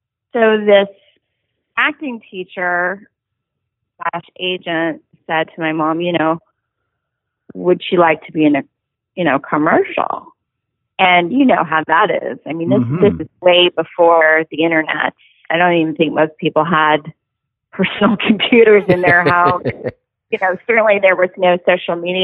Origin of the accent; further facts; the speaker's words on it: Los Angeles, California, United States; also born or lived in Carson City, Nevada / Tucson, Arizona; I grew up in Studio City in North Hollywood